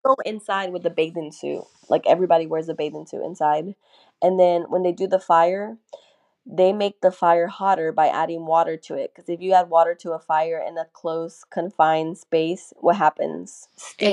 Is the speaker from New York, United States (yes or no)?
no; North Augusta, South Carolina, United States